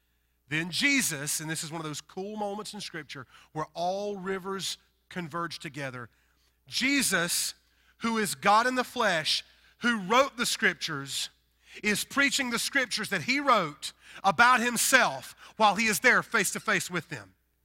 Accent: the South, United States; accent: Southern; Now listen, I'm a southern boy. You could probably tell by my accent. I am from the deep south, and I love the south.

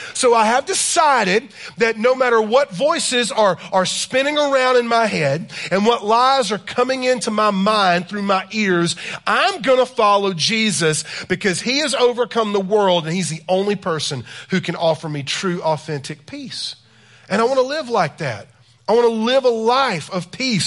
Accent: South Carolina, United States; I am from South Carolina

